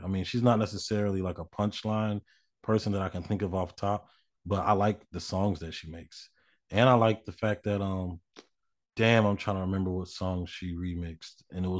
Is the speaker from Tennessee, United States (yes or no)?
yes; Tennessee, United States; Because I'm from Tennessee.